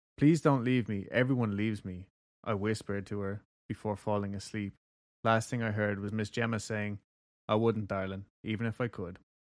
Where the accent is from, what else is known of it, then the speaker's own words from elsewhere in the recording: Kentucky, United States; I'm from Kentucky